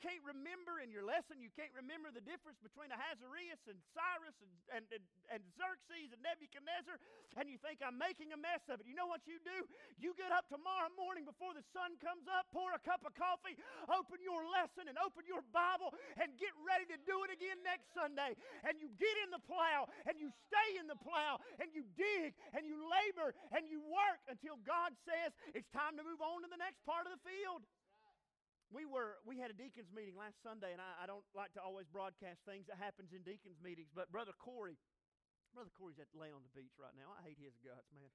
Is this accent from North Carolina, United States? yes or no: yes; North Carolina, United States; I'm from North Carolina